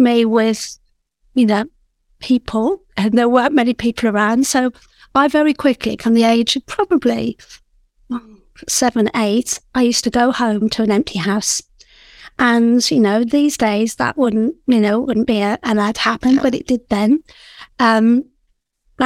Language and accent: English; Midlands, United Kingdom; I grew up in the Midlands. So I was one of three girls growing up in the Midlands.